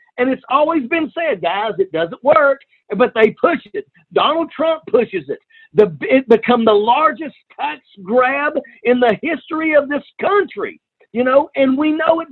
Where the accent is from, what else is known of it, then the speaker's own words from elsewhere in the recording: Blair Mountain, West Virginia, United States; my hometown right here